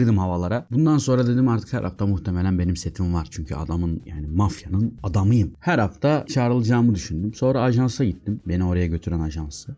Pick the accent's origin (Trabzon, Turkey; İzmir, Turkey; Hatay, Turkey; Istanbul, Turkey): Hatay, Turkey; İskenderun; moved away as an adult; memleketime döndüm